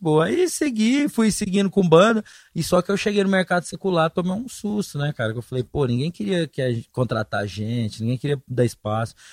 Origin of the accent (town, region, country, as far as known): Goiás, Brazil; moved away as an adult; also born or lived in São Paulo